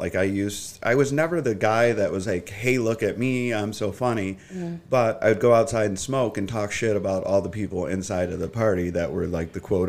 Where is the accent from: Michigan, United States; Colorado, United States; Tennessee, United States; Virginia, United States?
Michigan, United States; Sterling Heights; Yeah, the east side of Sterling Heights. So that was like, there was a difference because one side was predominantly Chaldean and then the other side was Polish and Italian.